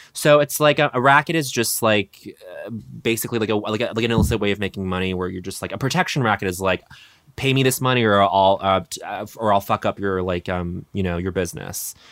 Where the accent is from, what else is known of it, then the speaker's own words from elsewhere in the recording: Colorado, United States; growing up in Mormon country in Colorado